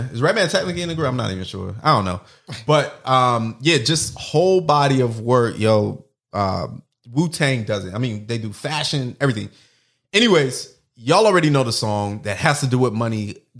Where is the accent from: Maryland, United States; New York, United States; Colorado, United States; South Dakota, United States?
New York, United States; Brooklyn; Yo, real talk, I was born in Brooklyn, you know, raised in New York for, you know, the earliest portion of my life.